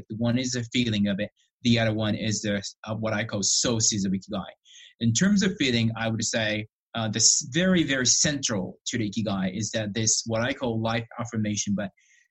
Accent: Japan; moved away as an adult; also born or lived in Illinois / Alberta; now in Canada; I was born and raised in Japan for about 21 years.

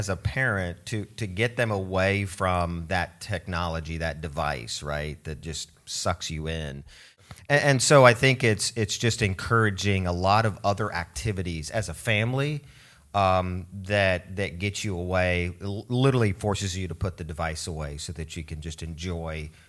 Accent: Oregon, United States; also born or lived in Switzerland; growing up in Switzerland and then in Oregon, we didn't have television in our home.

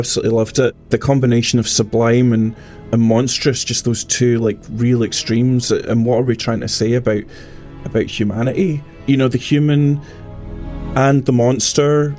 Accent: Scotland, United Kingdom; I'm a composer from Scotland

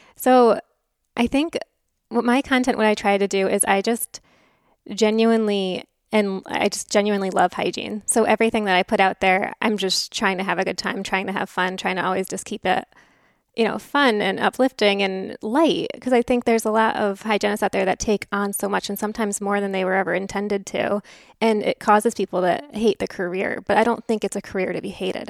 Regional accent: Connecticut, United States; moved away as an adult; also born or lived in California / Texas; now in Houston, United States; From New England. So, Connecticut, born and raised, went to school in California, then came back to Connecticut, then came to Texas

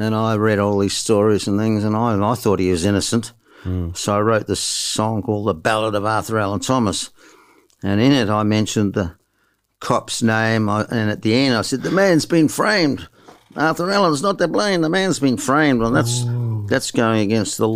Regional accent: New Zealand; also born or lived in Western Australia; now in Australia; I'm from down under, down under. I'm a Kiwi

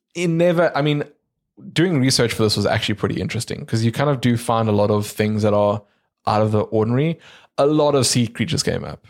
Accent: South Africa; we're from South Africa

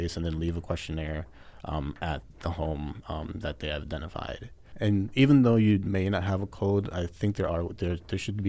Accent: Boston, Massachusetts, United States; moved away as an adult; now in Arizona, United States; I'm from Boston

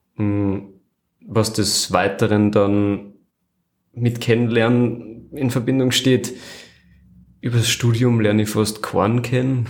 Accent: Flachgau, Salzburg, Austria; Aus einer Gegend, die nennt sich Nuster vom Hansberg mhm. und im Generellen aus dem Flachgau

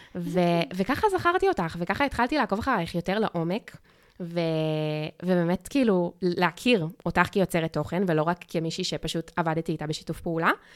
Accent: Australia; now in Israel; כשגדלתי באוסטרליה

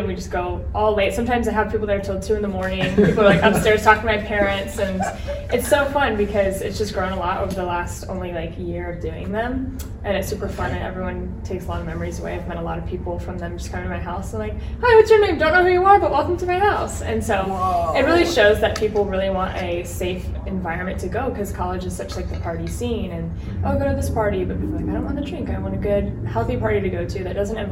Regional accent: Gilbert, Arizona, United States; I'm from Gilbert, Arizona, so it's like 45 minutes southeast kind of.

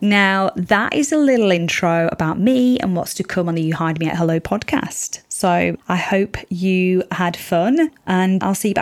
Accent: Yorkshire and the Humber, United Kingdom; moved away as an adult; also born or lived in Spain; now in Sydney, Australia; I was born in Spain, bred in Yorkshire, and now living in somewhat sunny Sydney.

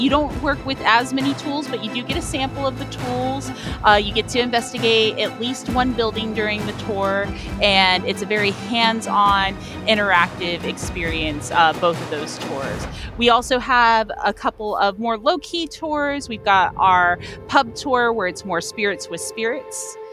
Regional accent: Orlando, Florida, United States; I would always consider downtown Orlando and the Orlando area my home

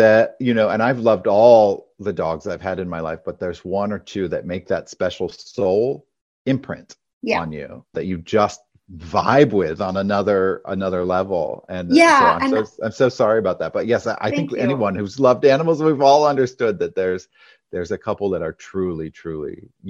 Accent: Maine, United States; In Maine. So in a rural state, we had a house with a barn.

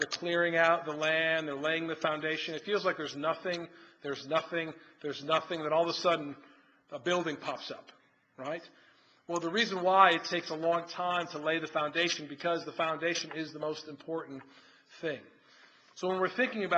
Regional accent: outside Chicago, Illinois, United States; also born or lived in Philadelphia, Pennsylvania / Washington, D.C.; now in Rock Hill, United States; I grew up outside Chicago, went to school in Philly.

